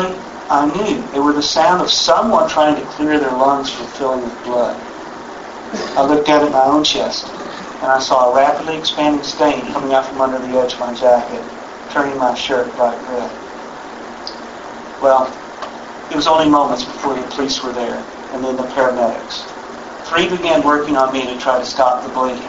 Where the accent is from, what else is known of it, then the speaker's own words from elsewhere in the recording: Texas, United States; I grew up in Texas, and I've been around guns all my life